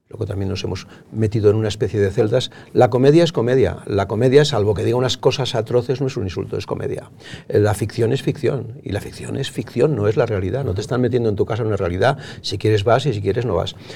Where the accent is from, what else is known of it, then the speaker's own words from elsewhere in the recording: Barcelona, Catalonia, Spain; yo soy de Barcelona, como se sabe, había mucha más libertad en ese momento.